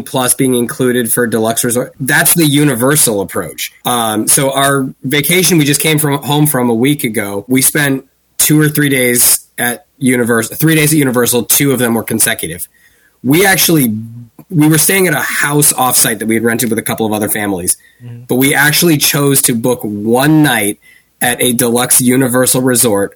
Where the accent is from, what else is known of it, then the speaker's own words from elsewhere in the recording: Northeast, United States; I'm from the Northeast